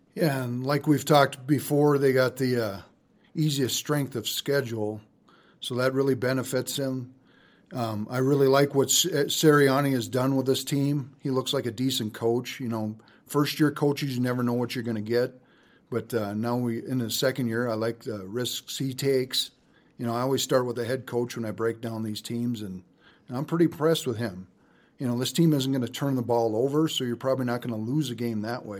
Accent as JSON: {"language": "English", "region": "North Dakota", "country": "United States", "said": "my home state of North Dakota"}